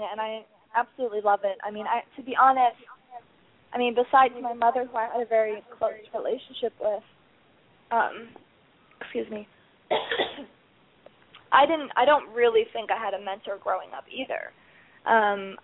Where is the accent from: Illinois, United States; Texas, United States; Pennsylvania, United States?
Illinois, United States; Chicago; moved away as an adult; also born or lived in Netherlands; now in New York City, United States; I'm originally from Chicago